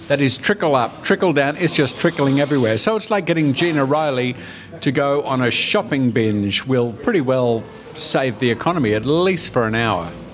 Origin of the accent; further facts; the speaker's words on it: Australia; we're Australian